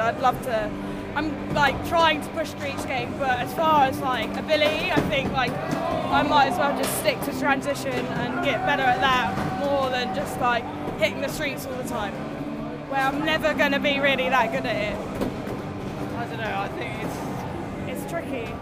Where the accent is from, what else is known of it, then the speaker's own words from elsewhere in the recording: London, United Kingdom; I'm from London.